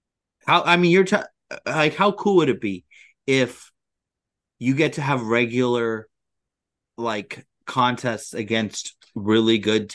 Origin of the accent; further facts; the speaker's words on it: California, United States; I grew up in California